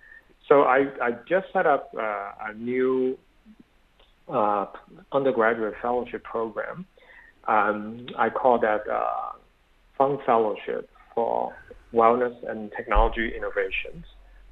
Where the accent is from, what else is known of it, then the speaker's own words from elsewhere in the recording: Berkeley, California, United States; I'm a product of Berkeley, so people always say I'm from the Republic of Berkeley, so I'm very liberal.